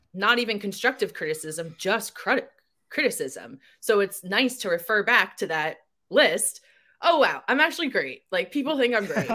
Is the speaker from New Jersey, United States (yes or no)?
yes; New Jersey, United States; I grew up in Jersey.